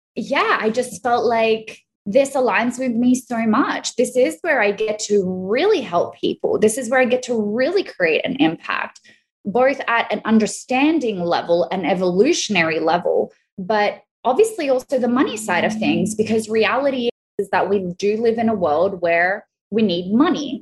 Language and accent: English; Australia; accent: Australian; also born or lived in Italy; now in Florida, United States; I'm Australian and Italian. Obviously, you hear my Australian accent. So I've always lived between the two countries